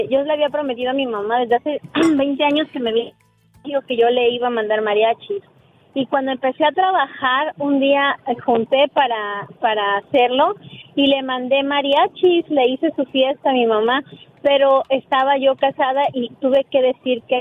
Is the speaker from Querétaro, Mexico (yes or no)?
yes; San Juan del Río, Querétaro, Mexico; Vengo de San Juan del Río.